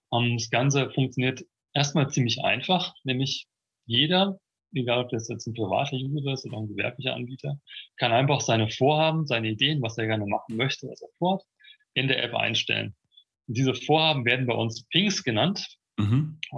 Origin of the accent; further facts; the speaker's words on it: Munich, Bavaria, Germany; Eigentlich kommen wir aus München, aber jetzt gerade sitze ich eben in Hessen.